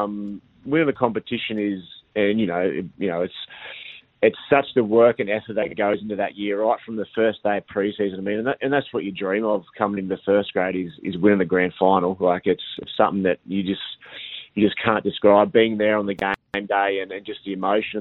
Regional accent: near Coffs Harbour, New South Wales, Australia; I grew up in Hadheb, which is about an hour south of Coffs Harbour

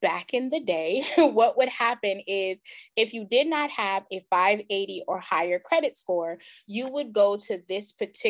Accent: Jamaica; now in United States; I'm originally from Jamaica

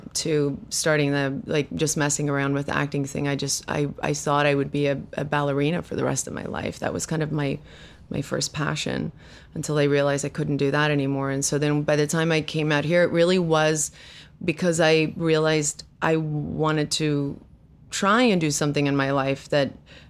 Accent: South Africa; first language af; English is a second language; now in United States; Well, I was raised with Afrikaans as my first language.

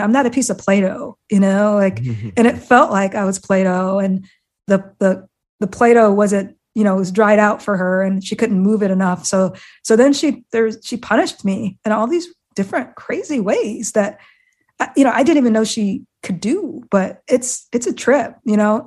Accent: Iowa, United States; I grew up in Iowa of all places

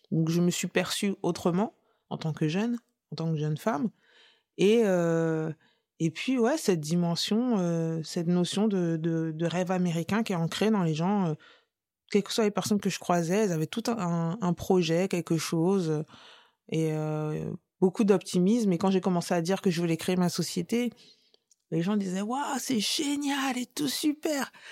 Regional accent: France; Je suis française, point.

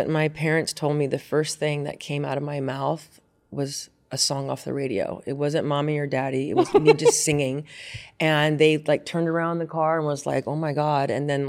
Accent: Carmel, Indiana, United States; also born or lived in Tacoma, Washington / Bakersfield, California / Temple, Texas / Roxbury, New Jersey; Tacoma, Washington, and moved to Bakersfield, California, Temple, Texas, Roxbury, New Jersey, and then I grew up in Carmel, Indiana, where I played sports my whole life

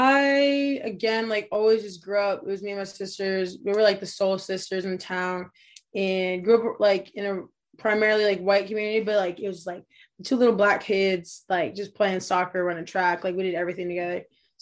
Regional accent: New Hampshire, United States; I have a younger sister, so grew up here with her, just playing sports. Kind of away from like the rush of like the ci

